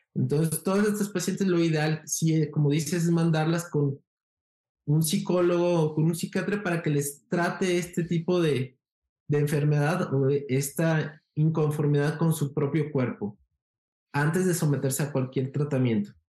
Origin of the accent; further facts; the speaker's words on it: Guadalajara, Jalisco, Mexico; also born or lived in Mexico City / Brazil; soy de Guadalajara, Jalisco, México